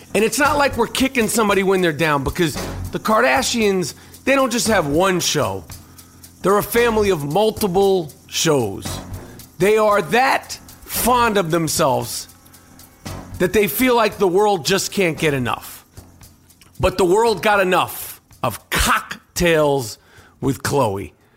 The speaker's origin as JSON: {"language": "English", "town": "New York City", "region": "New York", "country": "United States", "tie": "born or raised there", "said": "I grew up on the Upper East Side of Manhattan"}